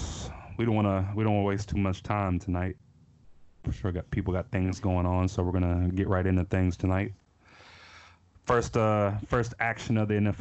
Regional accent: Pittsburgh, Pennsylvania, United States; moved away; born and raised in Pittsburgh for a few years before I got shipped out

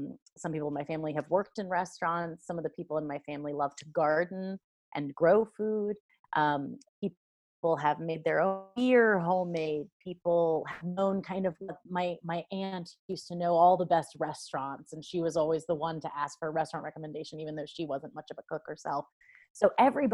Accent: Lawrence, Kansas, United States; I grew up in and around Lawrence, Kansas, which is liberal little college

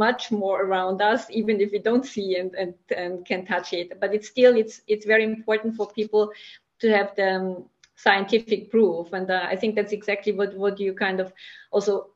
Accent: Austria; I'm from Austria as well.

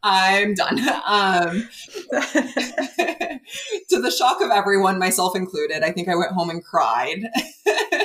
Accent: California, United States; I grew up in California

